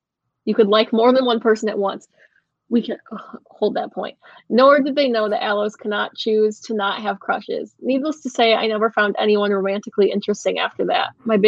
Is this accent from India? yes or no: no; Canada; I have two cats and a bunny, and I'm Canadian, so a green card is on the table.